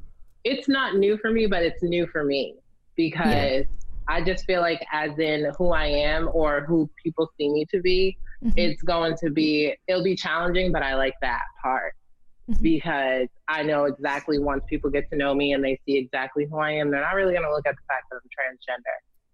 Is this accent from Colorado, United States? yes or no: no; Salem, Massachusetts, United States; I'm 28. I'm from Salem, Massachusetts.